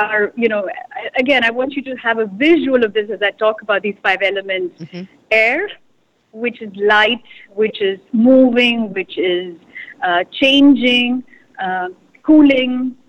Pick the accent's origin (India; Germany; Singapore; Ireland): India; You know, I have to say, growing up in India is a very it's not just one picture.